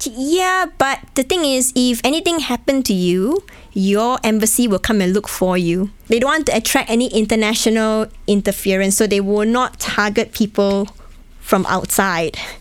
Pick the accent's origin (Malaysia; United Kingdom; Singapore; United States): Malaysia; also born or lived in Hong Kong; now in Bratislava, Slovakia; go back to my home country in Malaysia